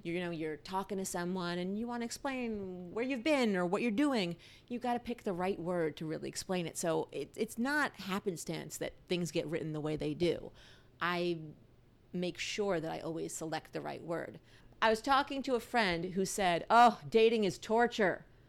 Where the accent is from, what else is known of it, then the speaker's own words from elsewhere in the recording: New York, United States; now in Washington, DC, United States; I grew up in New York